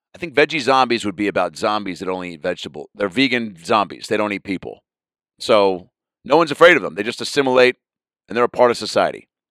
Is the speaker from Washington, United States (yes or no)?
yes; Seattle, Washington, United States